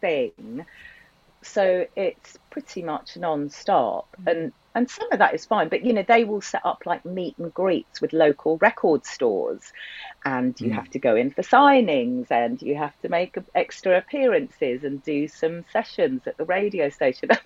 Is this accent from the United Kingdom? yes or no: yes; United Kingdom; as British people